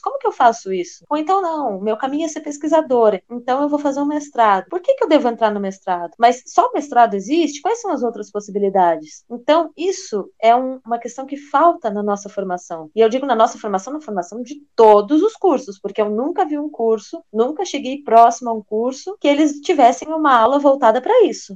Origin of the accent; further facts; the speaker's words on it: Rio Grande, Rio Grande do Sul, Brazil; moved away; eu nasci no Rio Grande do Sul